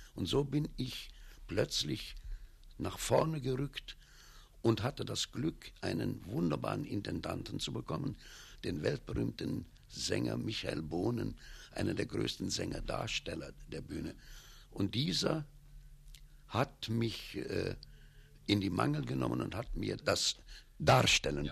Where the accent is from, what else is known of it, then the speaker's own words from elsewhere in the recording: Cologne, North Rhine-Westphalia, Germany; moved away as an adult; also born or lived in Hermülheim, Hürth; now in Feldafing, Germany; Köln ist meine Heimatstadt